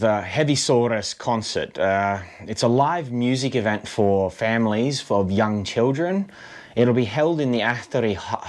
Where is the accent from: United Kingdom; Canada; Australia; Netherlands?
Australia; now in Finland; So being like Australian and all, I thought they would be like the …